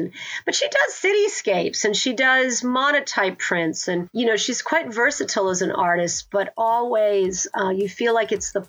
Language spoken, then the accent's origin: English; New England, United States; As if a river sort of pulls through time and all the places I've lived with my husband, because we're from New England originally.